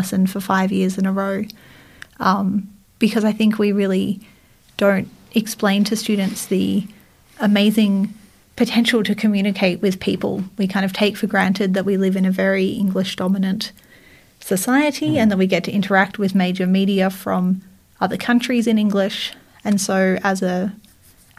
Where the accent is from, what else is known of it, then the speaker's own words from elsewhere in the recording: Australia; accent: Australian; choose to sound less Australian